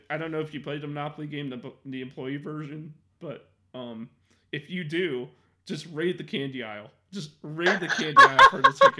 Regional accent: Illinois, United States

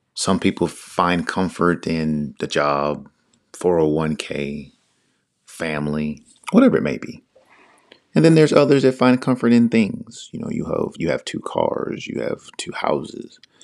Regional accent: Northern Virginia, United States; I'm from the Northern Virginia area, which is right outside D C, born and raised

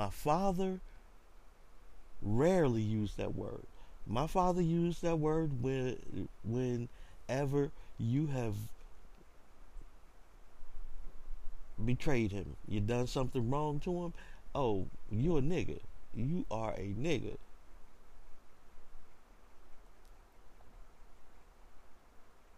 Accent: the South, United States; Especially growing up in the South. Growing up as a black man in the South in America

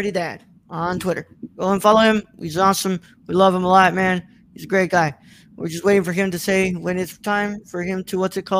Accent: Oklahoma, United States; Hey, the Outsiders filmed live in my home state of Rocklahoma.

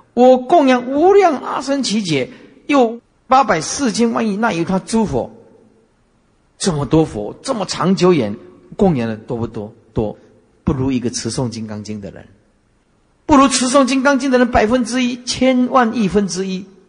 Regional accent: Taiwan; 我们台湾话叫跨话卡丘啊

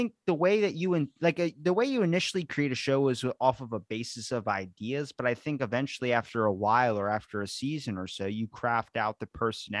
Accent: Ocean City, Maryland, United States; Ocean City, Maryland, man.

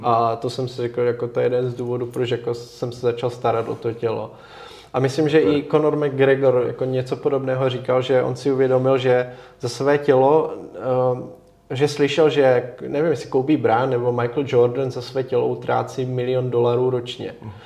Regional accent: Czechia

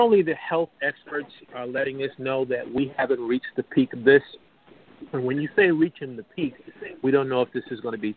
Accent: Detroit, Michigan, United States; I hail from Detroit, Michigan

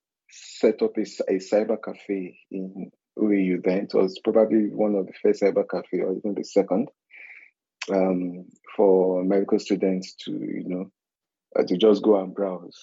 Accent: Niger Delta, Nigeria; I'm from the Niger Delta

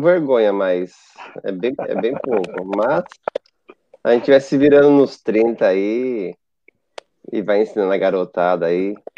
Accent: Pernambuco, Brazil; moved away as an adult; now in Japan; eu não sou brasileiro, né? Eu sou pernambucano

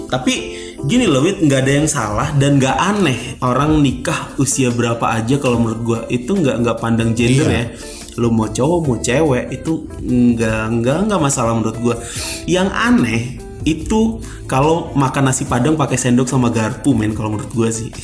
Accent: Java, Indonesia; gua, gua orang Jawa

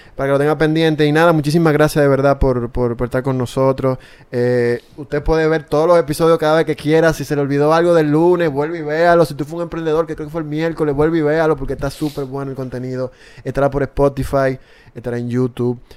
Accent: Dominican Republic

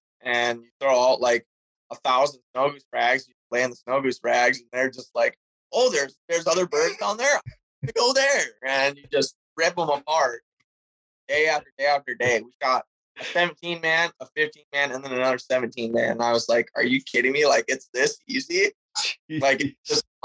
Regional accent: Minnesota, United States; I'm from Minnesota.

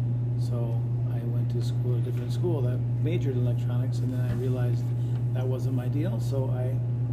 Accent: Underwood, Minnesota, United States; also born or lived in Long Prairie, Minnesota; Well, I graduated from Underwood, Minnesota in 1986. I was born in Long Prairie, Minnesota in 1967.

